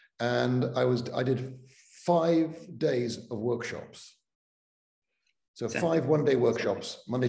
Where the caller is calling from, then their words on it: Stark, Florida, United States; I'm phoning in from a town called Stark, which is in northern Florida, halfway between Jacksonville and Gainesville.